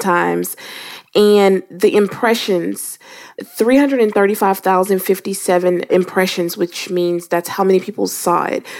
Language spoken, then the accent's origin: English; Louisiana, United States; I am from Louisiana